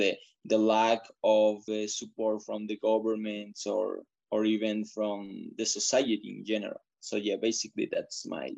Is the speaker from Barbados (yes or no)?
no; Ecuador; I am from Ecuador